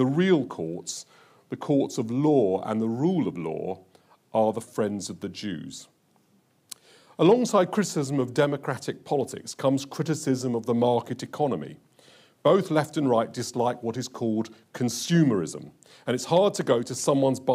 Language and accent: English; London, United Kingdom; I was brought up in Hendon Central, and as a 12-year-old child, I could walk to Brent Cross